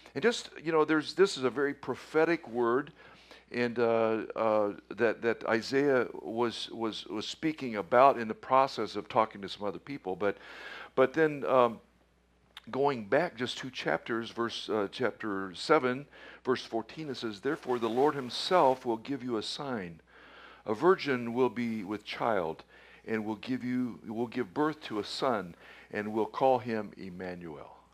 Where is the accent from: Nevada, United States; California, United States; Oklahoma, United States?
Oklahoma, United States; Tulsa; moved away; I was born in Tulsa, and uh, half my relatives are still in Oklahoma